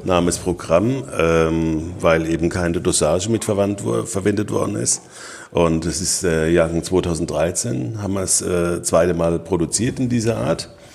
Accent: Rhineland-Palatinate, Germany; bei uns in der Pfalz

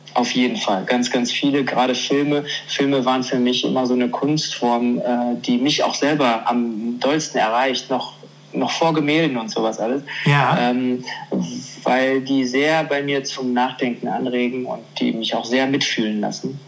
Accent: Germany; ich bin, äh, ich bin Deutscher und ich sehe vielleicht asiatisch aus, weil ich meine Wurzeln in Asien habe, aber ich bin Deutscher

